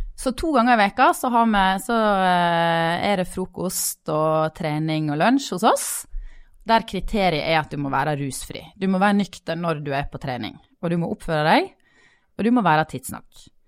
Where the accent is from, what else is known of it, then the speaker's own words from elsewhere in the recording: Sogn, Vestland, Norway; now in Bergen, Norway; jeg er sogning.